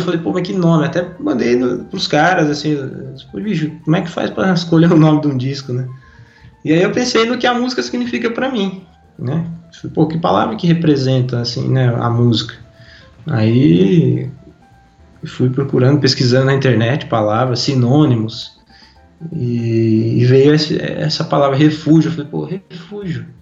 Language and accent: Portuguese; Brazil; a gente é brasileiro